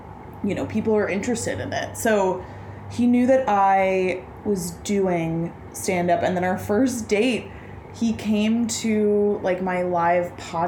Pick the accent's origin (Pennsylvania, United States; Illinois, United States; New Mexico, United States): Illinois, United States; Chicago; I'm from Beverly on the South Side of Chicago. Come from a blue-collar family. My mom was is a nurse.